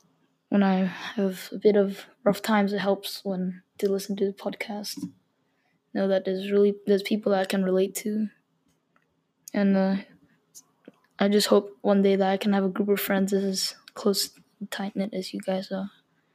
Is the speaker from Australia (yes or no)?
yes; Australia; I'm from Australia.